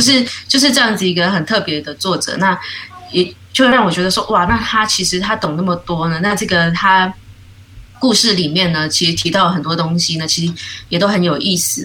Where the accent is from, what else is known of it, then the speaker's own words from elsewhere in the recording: New Taipei, Taiwan; moved away as an adult; now in Tainan, Taiwan; 我应该算是新北的女儿